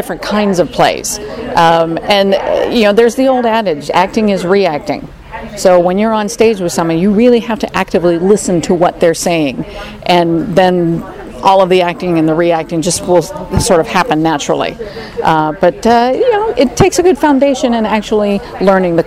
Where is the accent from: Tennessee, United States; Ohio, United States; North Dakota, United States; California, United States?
California, United States; Orange County; I grew up here in Orange County.